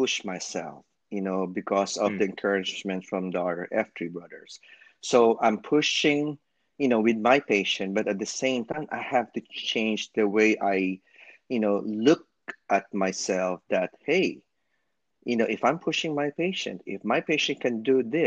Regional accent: Philippines; moved away; I'm from the Philippines and I'm a physical therapist

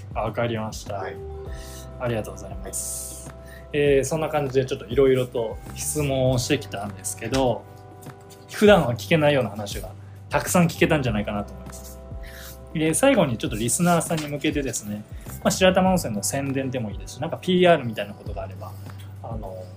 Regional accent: Ishikawa, Japan; 僕石川県出身で

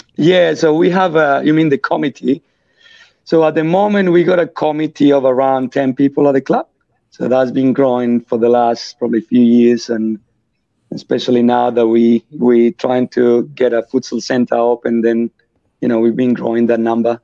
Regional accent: Colombia; born or raised there; English is a second language; moved away as an adult; also born or lived in France / Australia; now in Perth, Australia

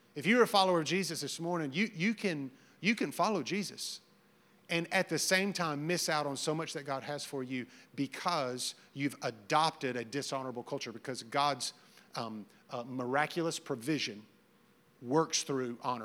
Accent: the South, United States; I grew up in the South

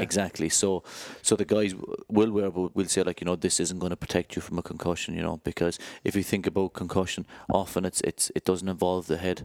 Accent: Ireland; moved away as an adult; now in United Kingdom; I grew up, um, in Ireland, obviously by my accent.

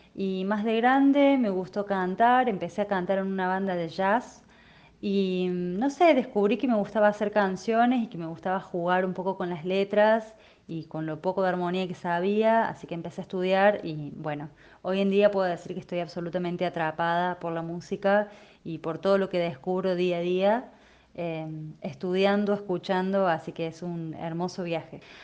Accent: Córdoba, Argentina; Soy de Córdoba

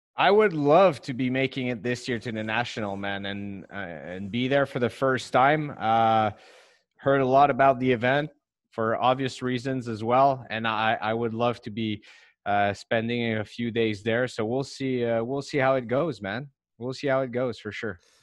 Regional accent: Montreal, Quebec, Canada; English is a second language; I'm from Montreal, so Hockey is the big national sport here

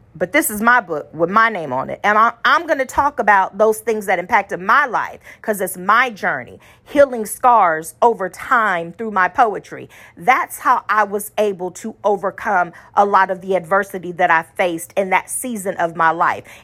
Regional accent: Austin, United States; small town Austinite

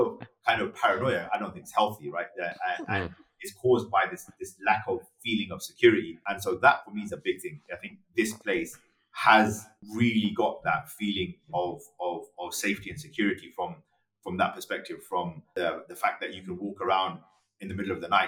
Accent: London, United Kingdom; moved away; I grew up in London, which was pretty cosmopolitan and pretty diverse.

